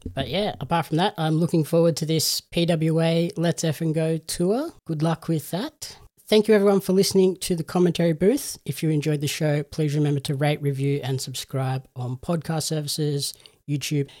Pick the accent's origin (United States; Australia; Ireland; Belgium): Australia